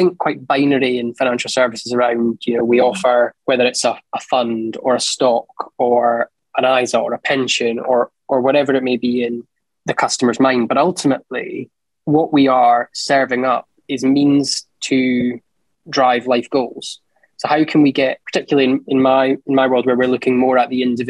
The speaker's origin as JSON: {"language": "English", "town": "Edinburgh", "region": "Scotland", "country": "United Kingdom", "tie": "born or raised there", "said": "born in Edinburgh, school in Edinburgh, university in Edinburgh"}